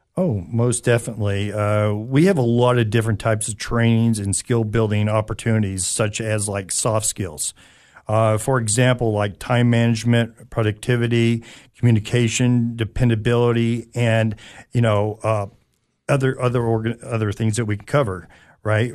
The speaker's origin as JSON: {"language": "English", "area": "Anderson County", "region": "Tennessee", "country": "United States", "tie": "born or raised there", "also_born_or_lived": "California / Knoxville, Tennessee", "said": "I'm originally from California, and we moved here, uh, and, uh, grew up, uh, a little bit out in Anderson County area"}